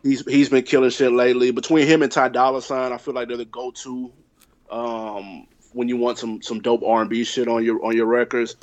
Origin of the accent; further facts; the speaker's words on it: Nashville, Tennessee, United States; I'm from Tennessee, I'm from Nashville